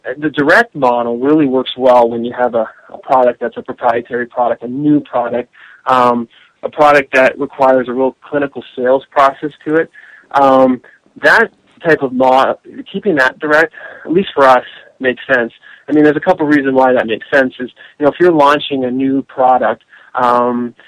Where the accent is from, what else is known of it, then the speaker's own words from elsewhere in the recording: Canada; moved away as an adult; also born or lived in Vancouver, British Columbia / Washington, D.C. / Denver; now in United States; I'm originally from Canada, so I've been living in the U.S. for about 10 years